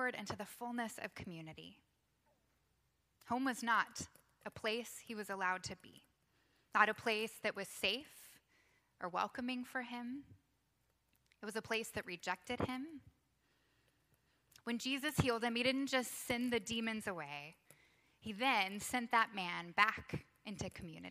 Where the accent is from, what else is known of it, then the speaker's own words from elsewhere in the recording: Texas, United States; now in Georgia, United States; I grew up in Texas